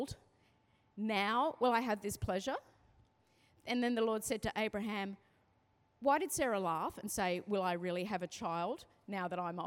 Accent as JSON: {"language": "English", "town": "Sydney", "region": "New South Wales", "country": "Australia", "said": "I'm from the Northern Beaches"}